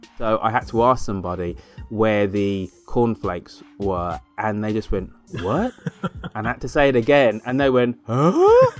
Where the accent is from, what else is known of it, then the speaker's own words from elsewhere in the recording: United Kingdom; accent: English; moved away as an adult; now in United States; I am British.